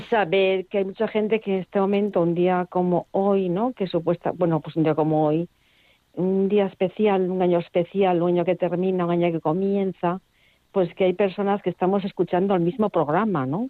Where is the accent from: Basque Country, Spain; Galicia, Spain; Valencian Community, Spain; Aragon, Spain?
Galicia, Spain; Vigo; yo también soy de Vigo